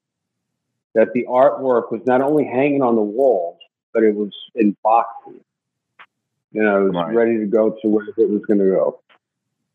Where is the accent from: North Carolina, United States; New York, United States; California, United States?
New York, United States; New York City; I was born and raised in Brooklyn, New York, Sunset Park to be exact.